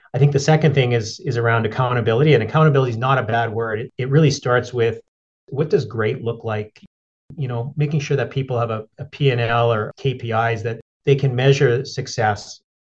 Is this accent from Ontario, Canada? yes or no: no; Edmonton, Alberta, Canada; moved away; also born or lived in Yellowknife; I grew up in Edmonton